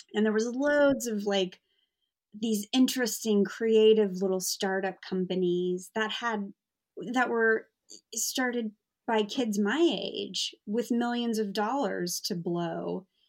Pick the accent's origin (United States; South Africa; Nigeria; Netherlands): United States; now in London, United Kingdom; I'm American